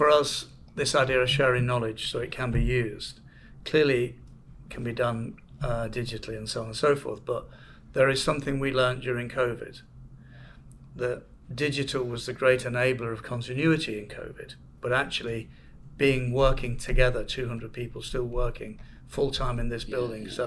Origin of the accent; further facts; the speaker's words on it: Manchester, North West England, United Kingdom; moved away; I'm from Manchester